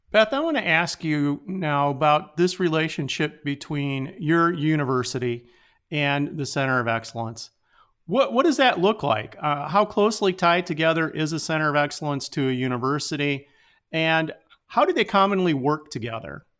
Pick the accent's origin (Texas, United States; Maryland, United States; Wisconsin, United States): Wisconsin, United States; I'm from Wisconsin